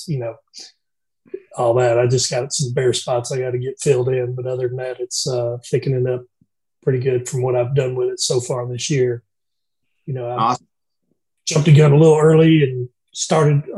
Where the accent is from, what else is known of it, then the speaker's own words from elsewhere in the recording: Georgia, United States; now in Alabama, United States; I'm originally from Georgia